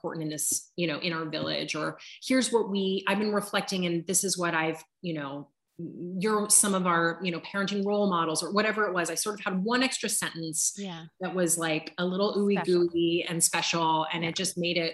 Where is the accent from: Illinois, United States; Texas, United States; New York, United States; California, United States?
California, United States; Southern; moved away; my hometown in Southern California